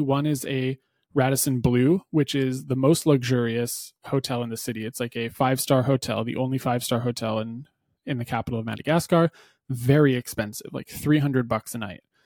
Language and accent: English; New Hampshire, United States; I grew up in New Hampshire